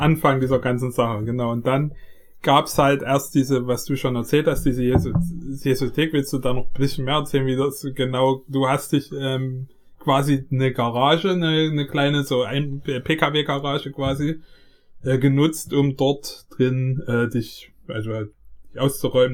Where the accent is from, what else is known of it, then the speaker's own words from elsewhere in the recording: Vogtland, Saxony, Germany; in der Stadt wo ich aufgewachsen bin, also es ist ein kleiner Ort, so 6000 Leute wohnen hier vielleicht ungefähr im 3000. 3000. 3000 sogar nur. Also es ist wirklich ein kleiner Ort im Vogtland